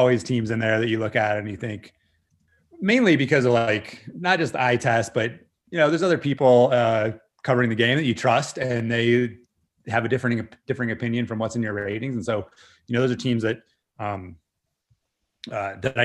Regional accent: Northern Virginia, United States; born or raised there

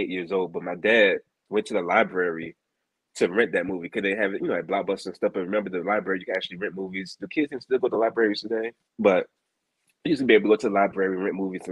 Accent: Philadelphia, Pennsylvania, United States; moved away; also born or lived in Norfolk, Virginia; I was born in Philly

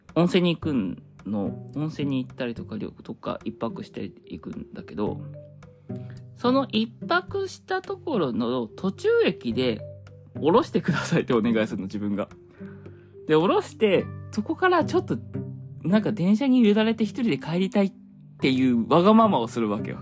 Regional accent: Hokkaido, Japan; also born or lived in Sapporo; now in Kanto, Japan; 我が地元北海道

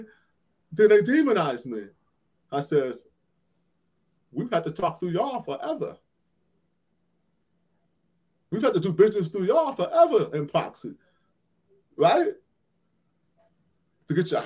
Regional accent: Cleveland, Ohio, United States; Cleveland, where I'm from, my hometown

